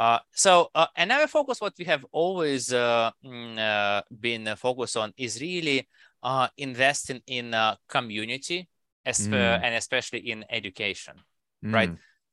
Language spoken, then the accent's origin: English; Russia; English is a second language; now in United States; And I come from Russia, right? And while I spend a lot of time in US, right? I think you still get some of those, you know, maybe Russian habits in me, right?